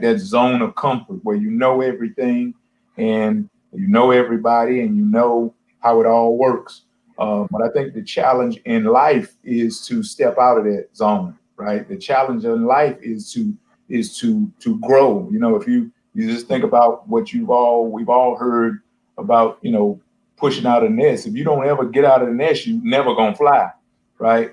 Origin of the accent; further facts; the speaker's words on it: Texas, United States; moved away as an adult; also born or lived in North Dakota / Kalamazoo, Michigan / Ohio / Arizona; I'm from Texas, and I've recruited and I've coached in North Dakota and Kalamazoo, Michigan, and Ohio and Arizona